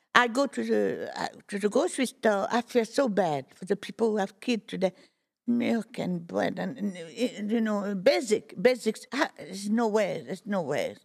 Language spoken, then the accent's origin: English; Fontainebleau, Île-de-France, France; moved away; also born or lived in Boulogne-sur-Mer, France; I am from Fontainebleau, but I was not born in Fontainebleau.